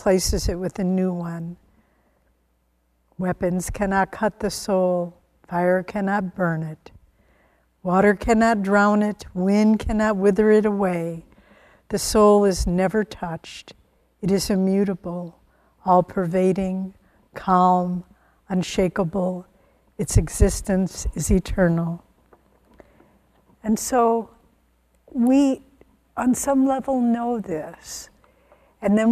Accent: the Midwest of America, United States; I was born in the Midwest of America

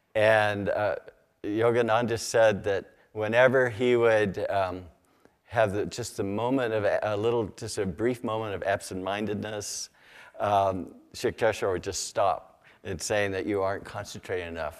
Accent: Sacramento Valley, California, United States; I grew up in the Sacramento Valley, uh, near the, uh, Sutter, uh, Sutter Buttes.

